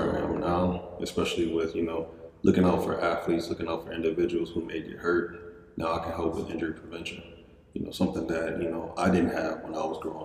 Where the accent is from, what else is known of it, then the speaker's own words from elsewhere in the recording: Battle Creek, Michigan, United States; also born or lived in upstate New York; I'm from Battle Creek